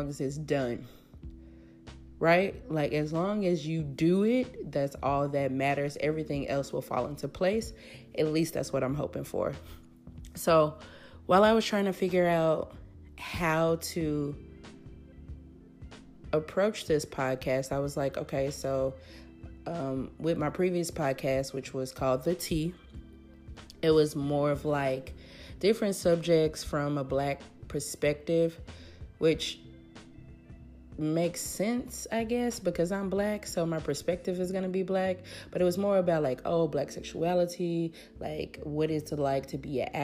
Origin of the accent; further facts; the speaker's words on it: Memphis, Tennessee, United States; also born or lived in Davis, California; now in Oakland, United States; I am from Memphis, Tennessee. Currently living in Oakland, California.